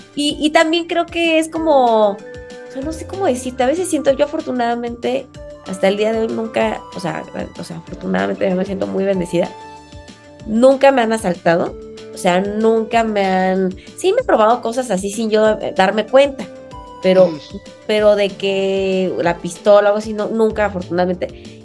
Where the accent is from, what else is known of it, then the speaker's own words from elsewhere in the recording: Mexico; accent: muy mexicano; mi acento, muy mexicano